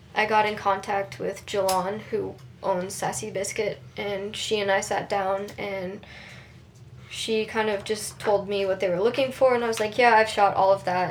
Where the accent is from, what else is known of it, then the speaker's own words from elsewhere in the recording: Billings, Montana, United States; we're from Billings